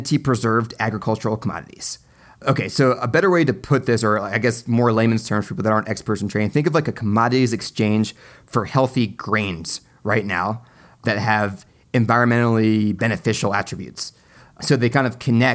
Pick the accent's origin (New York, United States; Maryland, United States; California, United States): Maryland, United States; Silver Spring; from my home state of Maryland in Silver Spring, where I was born